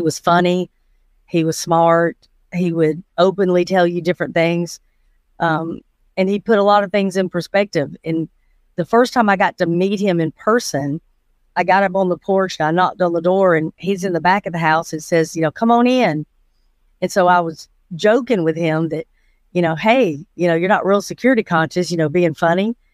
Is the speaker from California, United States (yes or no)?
no; Atlanta, Georgia, United States; I was born in Atlanta, Georgia. Uh, grew up in Fulton County my entire life